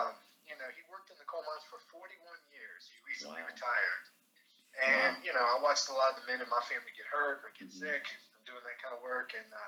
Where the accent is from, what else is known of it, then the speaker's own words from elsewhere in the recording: Cowen, West Virginia, United States; moved away as an adult; also born or lived in Huntington, West Virginia / Athens, Ohio; now in Albany, New York, United States; I was born in Cowan, West Virginia. It's a small coal mining town in the central region of the state.